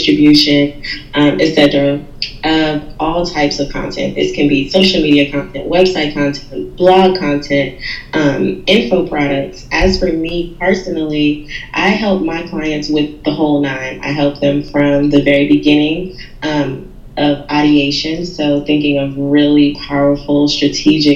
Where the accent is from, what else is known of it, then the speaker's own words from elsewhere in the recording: New Orleans, Louisiana, United States; I was born and raised in New Orleans